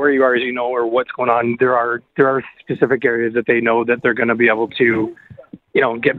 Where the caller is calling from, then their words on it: Orillia, Ontario, Canada; I'm calling from Aurelia, obviously.